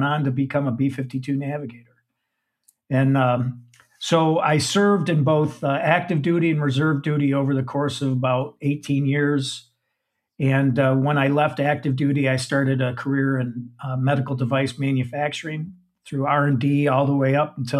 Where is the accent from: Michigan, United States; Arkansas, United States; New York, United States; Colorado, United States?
Michigan, United States; Saginaw; I'm a Midwestern guy. I grew up in Saginaw, Michigan